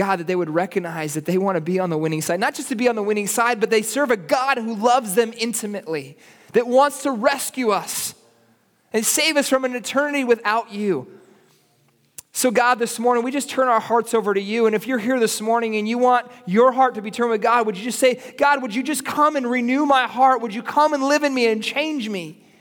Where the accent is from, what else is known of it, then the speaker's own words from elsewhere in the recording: United States; now in Santa Cruz, Bolivia; I'm an American, I'm from here, but this is where my kids have grown up.